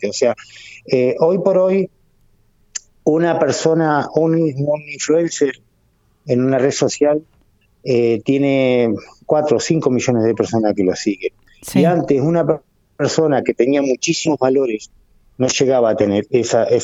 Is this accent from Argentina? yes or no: yes; Argentina; moved away; yo me fui de Argentina cuando estaba Alfonsín y miro a Alfonsín, y no soy mexicano, ojo, no lo he sido jamás.